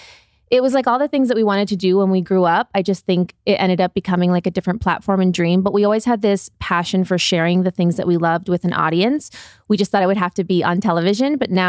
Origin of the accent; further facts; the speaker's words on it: Midwest, United States; So we're both from the Midwest, Ohio and Michigan.